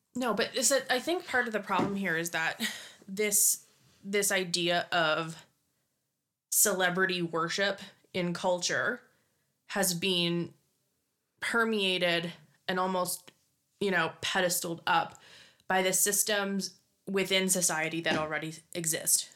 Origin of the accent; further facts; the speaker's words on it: Scotland, United Kingdom; I'm Scottish